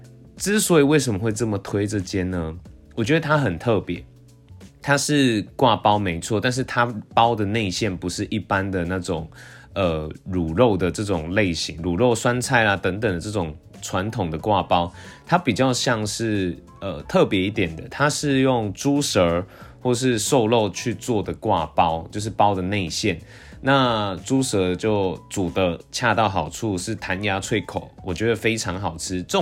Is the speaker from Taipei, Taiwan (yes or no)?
no; Tainan, Taiwan; 其实因为我小时候是住在台南县，那因为最近近几年就是因为县市合并了，所以都统称为台南市。